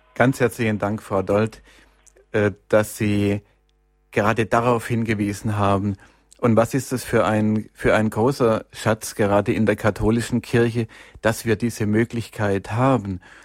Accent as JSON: {"language": "German", "town": "Stuttgart", "region": "Baden-Württemberg", "country": "Germany", "tie": "born or raised there", "said": "in Stuttgart, in meiner Heimatstadt"}